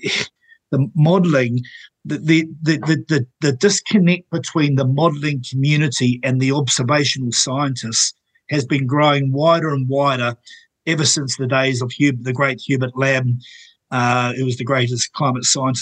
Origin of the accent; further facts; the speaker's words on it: Napier, Hawke's Bay, New Zealand; where I grew up in Taradale Napier